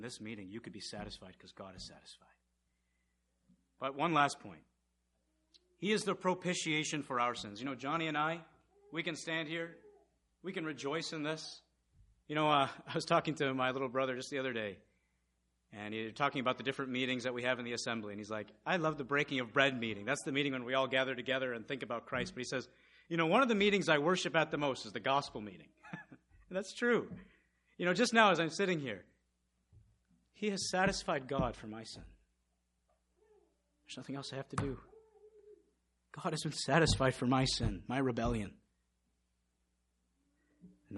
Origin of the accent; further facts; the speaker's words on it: India; moved away; I'm from India